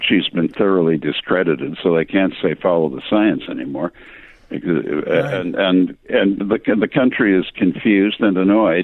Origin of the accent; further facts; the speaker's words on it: England, United Kingdom; accent: heavy English; my heavy English accent